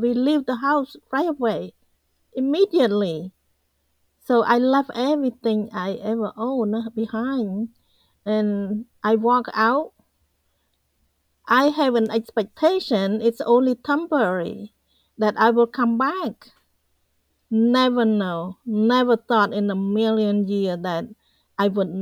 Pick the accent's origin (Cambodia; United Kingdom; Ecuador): Cambodia; English is a second language; moved away as an adult; also born or lived in Phnom Penh, Cambodia; now in United States; I had to leave my family behind and leave my hometown. And I went to the capital city